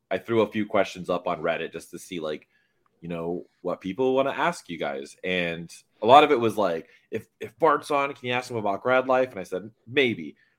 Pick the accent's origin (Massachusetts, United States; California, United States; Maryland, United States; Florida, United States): Florida, United States; Miami; my hometown. in Miami